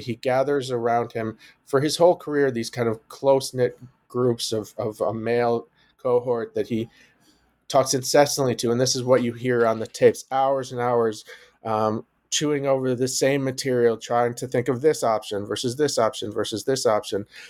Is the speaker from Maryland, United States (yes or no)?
no; Detroit, Michigan, United States; moved away as an adult; also born or lived in New Haven, Connecticut / Evanston, Illinois; now in Cambridge, United States; I'm a Midwestern boy. I grew up in Detroit